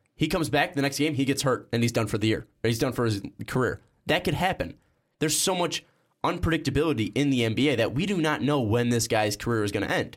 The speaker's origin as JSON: {"language": "English", "town": "Chicago", "region": "Illinois", "country": "United States", "said": "we're from Chicago"}